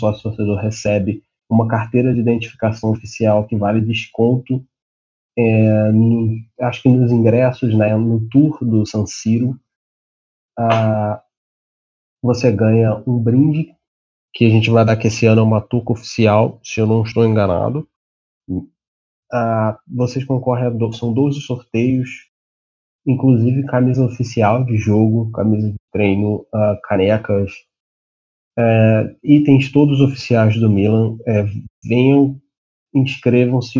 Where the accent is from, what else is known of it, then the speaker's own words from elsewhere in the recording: Brazil; a gente é brasileiro